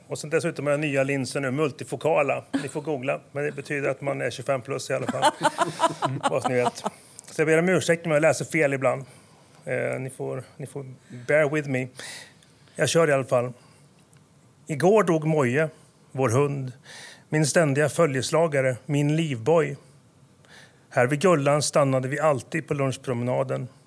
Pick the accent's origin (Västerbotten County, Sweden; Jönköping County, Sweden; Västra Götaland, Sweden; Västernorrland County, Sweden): Västra Götaland, Sweden; Åmål; moved away as an adult; also born or lived in Stockholm area; now in Nyköping, Sweden; Jag föddes i, i Stockholmsområdet, flyttade 42 mil sydväst om, om huvudstaden Åmål. Jag hamnade i Åmål